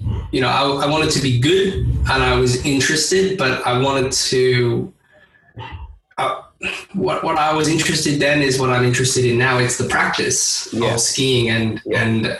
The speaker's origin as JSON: {"language": "English", "country": "Australia", "said": "being Australian"}